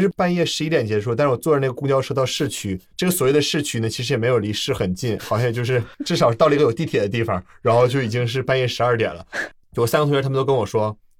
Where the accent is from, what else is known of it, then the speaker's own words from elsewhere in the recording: Shenyang, Liaoning, China; 我出生在沈阳的时候，哎，我是一个接近零零后的人了